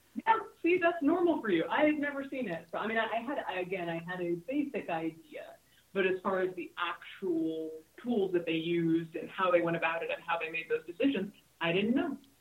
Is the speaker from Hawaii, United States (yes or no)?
yes; Hawaii, United States; moved away; also born or lived in California; I grew up in Hawaii and I've spent my whole career in California